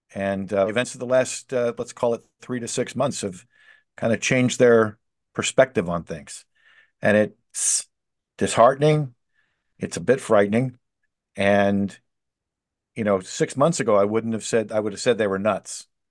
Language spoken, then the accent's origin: English; Philadelphia, Pennsylvania, United States; I grew up in Northeast Philadelphia in the '70s